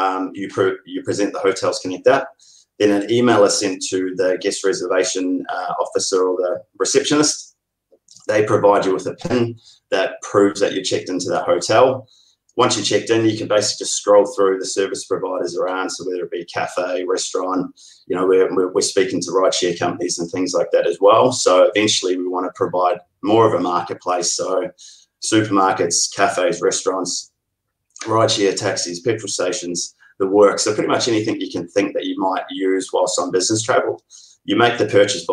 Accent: Oamaru, Otago, New Zealand; now in Melbourne, Australia; originally from Oamaru. Been living in Melbourne since 2005

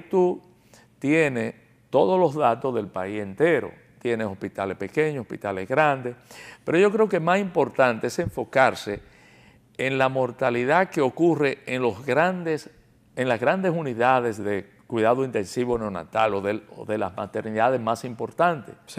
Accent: Dominican Republic; como dominicano y como médico

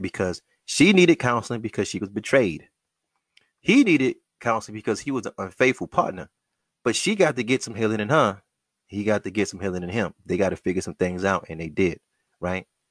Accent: United States; Black American males raised, born, living, moving in the wilderness of North America

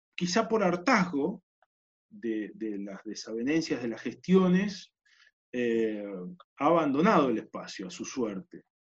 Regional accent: Neuquén, Argentina; crecí en Neuquén

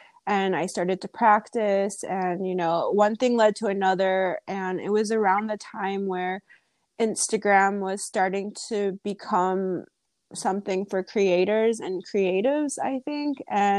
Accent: United States; I started a blog because I wanted to kind of share my experience as an American in another country, and I wanted to write about it.

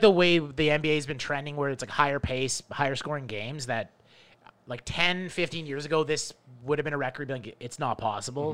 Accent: Canada; also born or lived in Toronto; as a Canadian

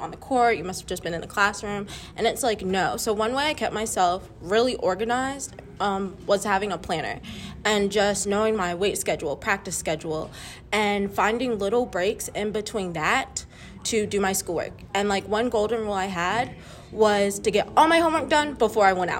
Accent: Kernersville, North Carolina, United States; I'm from Kernersville, North Carolina

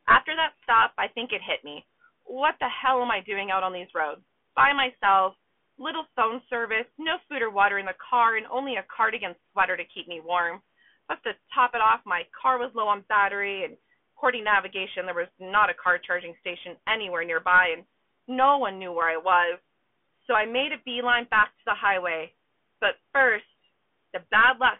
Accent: Southern California, United States; I grew up in Southern California, not far from the border

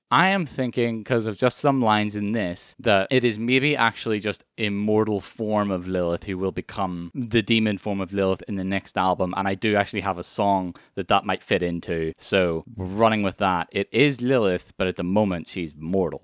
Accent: Ireland; And I'm from Ireland

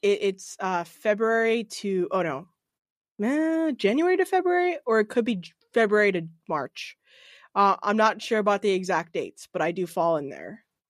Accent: Norwood, Massachusetts, United States; now in Hopkinton, United States; originally from Norwood, which is a little closer to the city

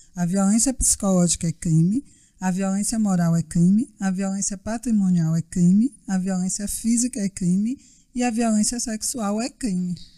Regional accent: Bahia, Brazil; sou baiana, advogada

